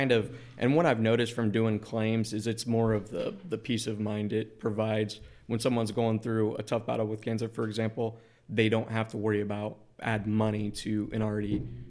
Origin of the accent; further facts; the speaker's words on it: Jacksonville, Illinois, United States; So I grew up in Jacksonville, Illinois. I went to school at Illinois State, majored in marketing, minored in sales.